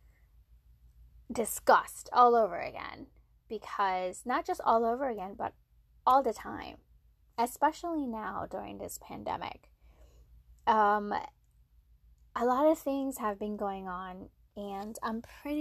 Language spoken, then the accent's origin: English; Maryland, United States; moved away as an adult; now in South Carolina, United States; I came from Maryland. I'm from Maryland. I moved to South Carolina for work